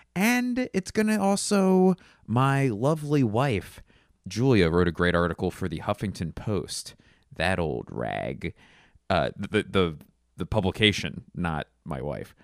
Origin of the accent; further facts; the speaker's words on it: Philadelphia, Pennsylvania, United States; my hometown of Philadelphia